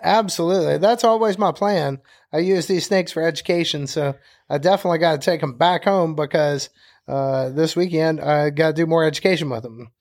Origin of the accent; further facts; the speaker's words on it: Birmingham, Alabama, United States; moved away as an adult; now in Conecuh National Forest, United States; I'm from Birmingham, Alabama.